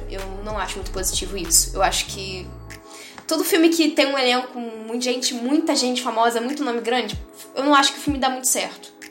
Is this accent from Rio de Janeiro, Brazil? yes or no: yes; São Gonçalo, Rio de Janeiro, Brazil; ele é da minha terra, São Gonçalo.